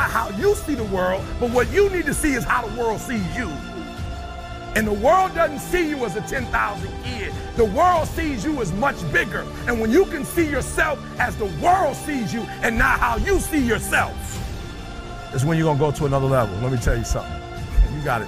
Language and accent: English; Detroit, Michigan, United States; I'm from Detroit, high school dropout. Nobody on my block is an author